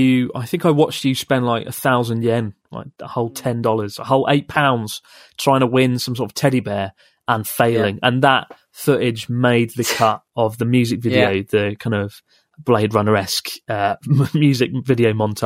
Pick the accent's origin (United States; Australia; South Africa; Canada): Australia; Perth, Western Australia; I'm from Perth, Australia.